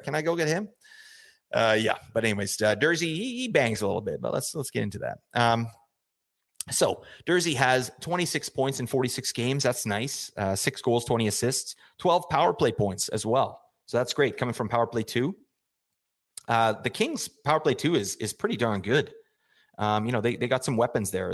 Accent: Calgary, Alberta, Canada; I grew up in Calgary, Alberta, uh, Canada.

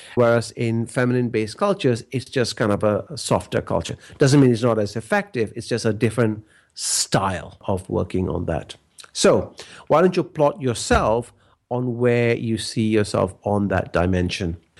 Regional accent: Malaysia; now in Australia; growing up in Malaysia, I came from a very relationship based culture

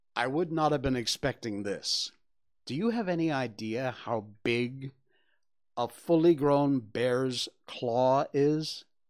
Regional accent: Cornwall, Connecticut, United States; moved away as an adult; now in Malaysia; When I was growing up in Cornwall, Connecticut, it's very rural

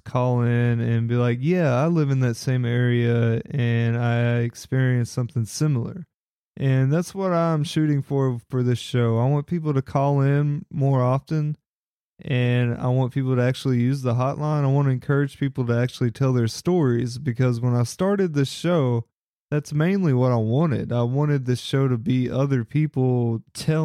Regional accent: Paris, Kentucky, United States; Paris, Kentucky, which was my hometown where I grew up

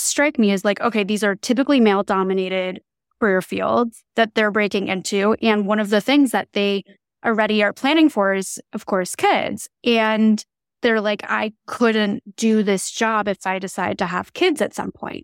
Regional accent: New Jersey, United States; moved away; I'm originally from New Jersey

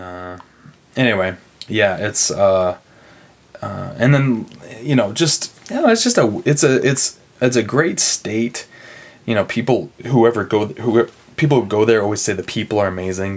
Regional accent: Broken Arrow, Oklahoma, United States; moved away; Broken Arrow, Broken Arrow, Oklahoma, outside of Tulsa.

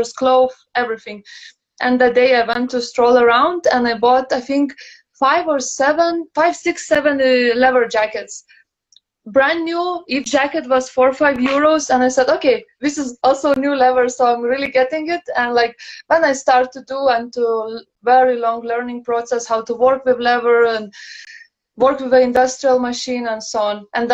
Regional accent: Lithuania; moved away as an adult; now in Copenhagen, Denmark; originally I'm from Lithuania, Litauen, and now based in Copenhagen already the fourth year

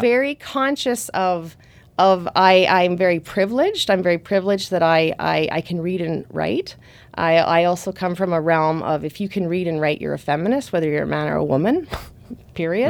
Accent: Thunder Bay, Ontario, Canada; moved away; I went to school in my hometown. So that was in, that's in Thunder Bay on Lake Superior

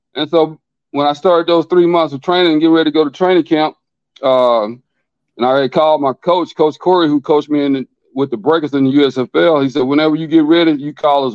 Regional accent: Philadelphia, Mississippi, United States; I grew up in a little town called Philadelphia, Mississippi. If they seen the movie Mississippi Burning, that's where I'm from

